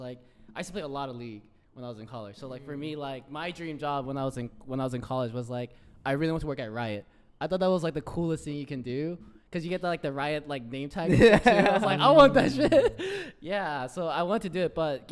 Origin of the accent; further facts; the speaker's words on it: Atlanta, Georgia, United States; moved away as an adult; also born or lived in Chicago / Washington, D.C.; I was born in Atlanta, but I've been like went to school in Chicago. I was like working in DC, and actually just recently moved back to Atlanta